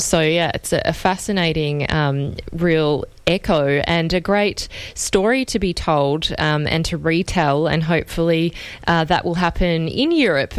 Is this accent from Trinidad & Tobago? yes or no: no; Australia; as an Australian